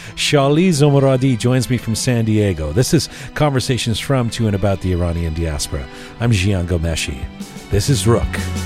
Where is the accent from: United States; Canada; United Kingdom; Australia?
Canada; where are you from? And I'll say, Canada